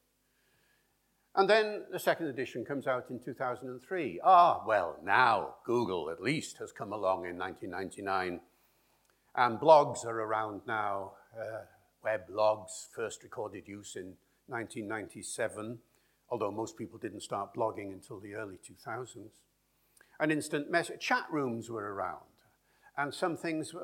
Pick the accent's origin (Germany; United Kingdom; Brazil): United Kingdom; Wales; Where are you from? I said, Wales